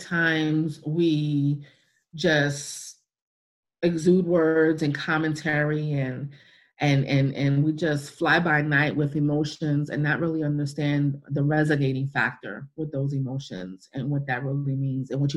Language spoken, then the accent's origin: English; New York City, New York, United States; moved away; I'm a cityite. I'm from New York City, where the closest thing to a plant was my mother's plant garden in the window